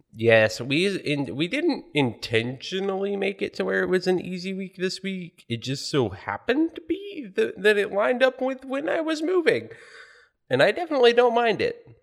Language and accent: English; United States; as an American